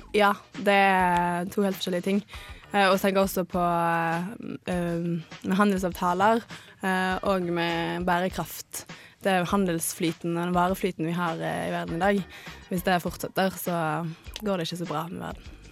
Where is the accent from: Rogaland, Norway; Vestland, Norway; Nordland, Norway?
Vestland, Norway; Bergen; also born or lived in Salvador, Brazil; now in Trondheim, Norway; Jeg kommer fra Bergen, det hører dere sikkert.